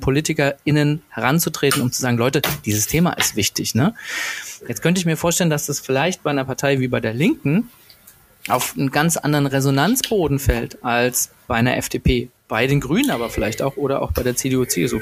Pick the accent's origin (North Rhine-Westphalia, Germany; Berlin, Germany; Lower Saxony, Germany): Berlin, Germany; als Berliner